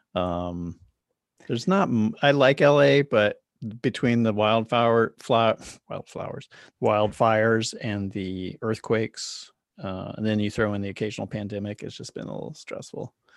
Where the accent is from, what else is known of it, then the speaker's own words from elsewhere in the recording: Charlotte, North Carolina, United States; moved away as an adult; also born or lived in New York; now in Los Angeles, United States; I grew up in Charlotte, North Carolina, and I left there when I was about seventeen? No. No, I left there when I was in my twenties